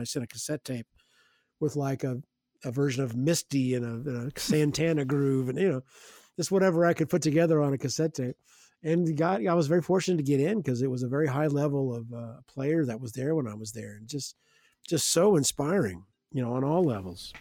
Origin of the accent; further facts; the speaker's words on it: Evansville, Indiana, United States; I grew up in Evansville, Indiana, so somewhat of a smallish medium-sized Midwest town